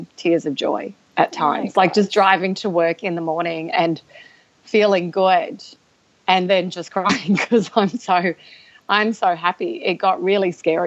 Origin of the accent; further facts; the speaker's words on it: Australia; I'm from Australia